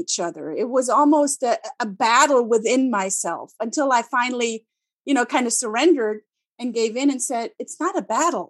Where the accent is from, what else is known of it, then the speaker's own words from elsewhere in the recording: Germany; English is a second language; they're like, oh, you're German, but you don't sound like a German. And then I ask them, what do you want me to do? Do you want me to speak like a German in speaking English?